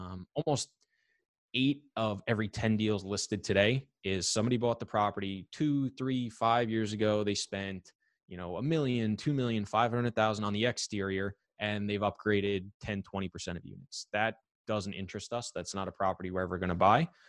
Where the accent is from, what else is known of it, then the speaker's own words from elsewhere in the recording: New York, United States; I'm from New York